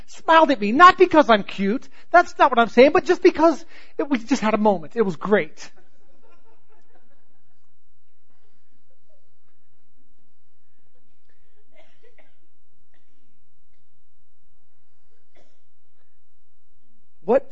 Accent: Southern California, United States; I grew up in Southern California

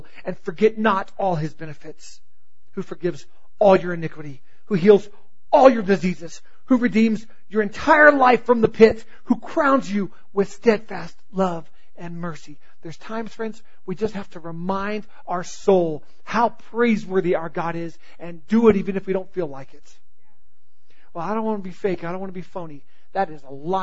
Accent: the South, United States; I grew up in the South, and I grew up in a Christian home

